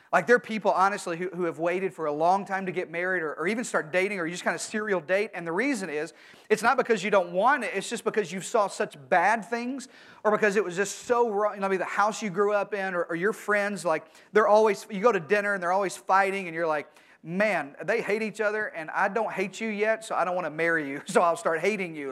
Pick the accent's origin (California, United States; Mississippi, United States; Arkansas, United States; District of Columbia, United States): Arkansas, United States; I'm from Arkansas